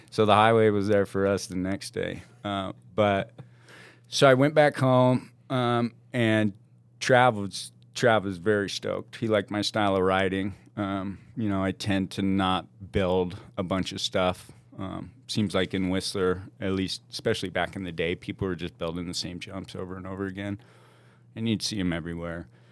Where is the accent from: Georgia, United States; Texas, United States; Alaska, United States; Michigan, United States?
Alaska, United States; Juneau; born or raised there; moved away; also born or lived in Washington